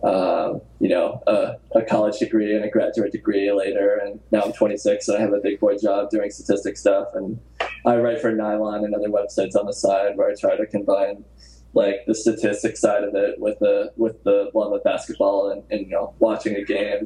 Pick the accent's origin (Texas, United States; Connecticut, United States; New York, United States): Connecticut, United States; Southern; I grew up in Southern Connecticut